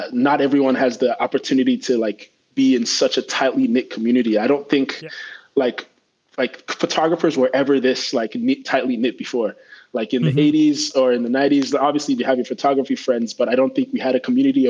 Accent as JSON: {"language": "English", "town": "Abuja", "region": "Federal Capital Territory", "country": "Nigeria", "tie": "born or raised there", "also_born_or_lived": "Kwara, Nigeria", "moved": "as an adult", "lives_now": "United States", "said": "I grew up in Abuja, is the federal capital"}